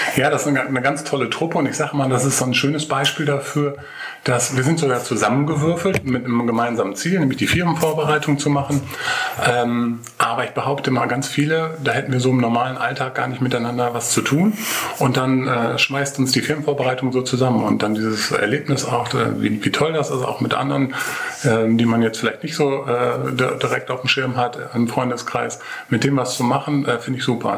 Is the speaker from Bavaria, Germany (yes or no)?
no; Nordhorn, Lower Saxony, Germany; also born or lived in Cologne; now in Meerbusch, Germany; Ich komme aus Nordhorn, mhm. Grafschaft Bentheim.